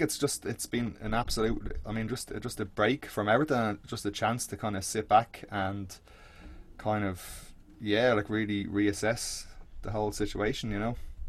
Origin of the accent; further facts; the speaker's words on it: Baldoyle, Leinster, Ireland; I'm back in my parents now, like where I grew up out in Balldoyle. So out by the sea, like kind of North Dublin